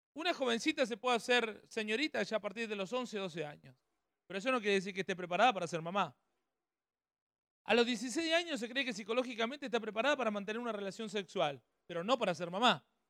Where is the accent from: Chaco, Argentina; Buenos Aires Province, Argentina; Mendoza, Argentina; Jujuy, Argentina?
Buenos Aires Province, Argentina; Ramallo; now in San Pedro, Argentina; somos nacidos en Ramallo, provincia de Buenos Aires